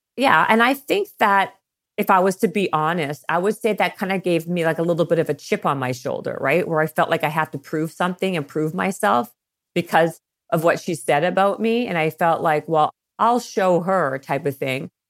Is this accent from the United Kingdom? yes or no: no; Canada; moved away as an adult; also born or lived in Toronto / Los Angeles; I'm Canadian, and I was working for a record label in Toronto.